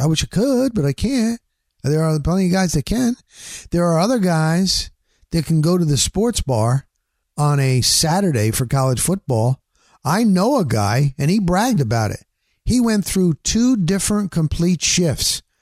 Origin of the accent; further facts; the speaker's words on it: New Jersey, United States; moved away as an adult; also born or lived in Littleton, Colorado; now in Florida, United States; I grew up in New Jersey. I'm from the Northeast